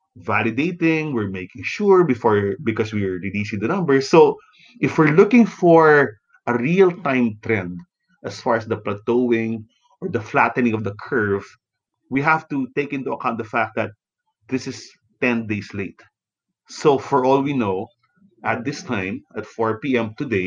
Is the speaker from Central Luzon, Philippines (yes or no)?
yes; San Fernando, Central Luzon, Philippines; now in Manila, Philippines; in some parts of my hometown, in San Fernando, Pampanga